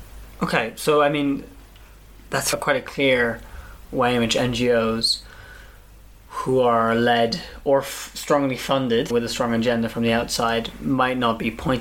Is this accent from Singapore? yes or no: no; United Kingdom; moved away as an adult; now in Kenya; me as a British person here